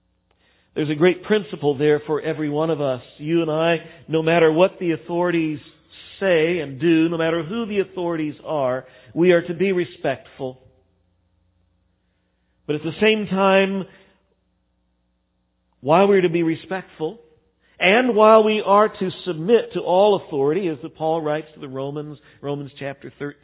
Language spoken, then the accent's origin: English; United States; as American Christians